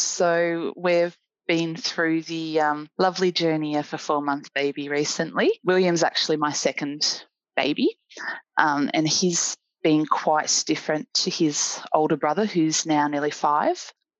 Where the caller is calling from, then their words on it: Melbourne, Victoria, Australia; I'm a volunteer community educator with the Australian Breastfeeding Association and a mum. I'm speaking to you from Melbourne, Victoria, in Wurundjeri country.